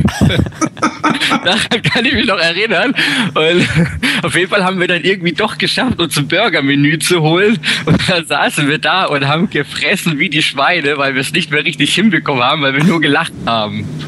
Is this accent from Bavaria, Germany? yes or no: no; Titisee-Neustadt, Baden-Württemberg, Germany; Ich bin aus Neustadt